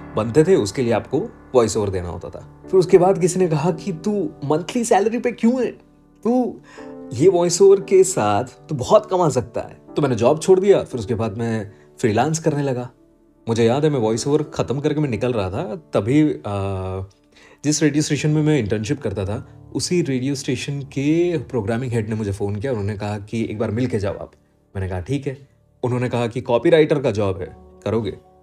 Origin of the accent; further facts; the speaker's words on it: Ahmedabad, Gujarat, India; also born or lived in Surat; मैं अहमदाबाद में पला बड़ा हूँ